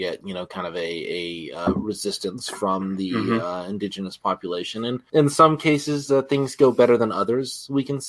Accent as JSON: {"language": "English", "country": "United States", "said": "I'm an American"}